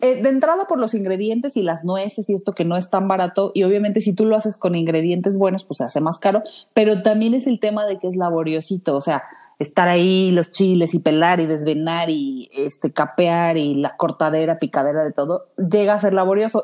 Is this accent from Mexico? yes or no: yes; Mexico; como mexicanos nos distinguen